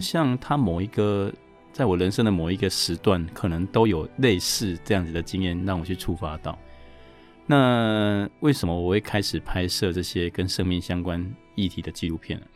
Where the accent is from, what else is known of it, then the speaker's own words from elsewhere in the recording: Chiayi, Taiwan; now in Taipei, Taiwan; 我是嘉义人